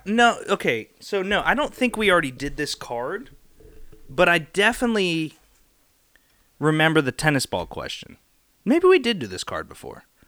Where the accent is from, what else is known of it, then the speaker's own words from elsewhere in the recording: Pittsburgh, Pennsylvania, United States; I'm from Pittsburgh